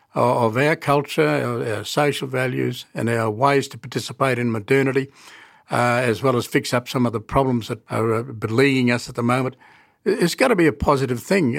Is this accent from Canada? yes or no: no; Katherine, Northern Territory, Australia; I grew up in Catherine